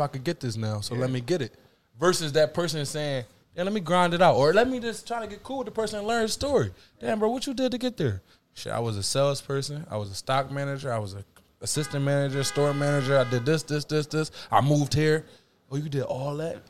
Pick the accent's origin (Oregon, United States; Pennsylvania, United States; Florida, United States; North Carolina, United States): Pennsylvania, United States; Philadelphia; I'm from Philly